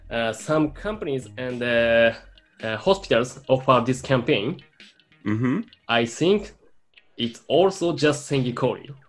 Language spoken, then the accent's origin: Japanese; Japan; えー、日本で生まれ育った、えー、…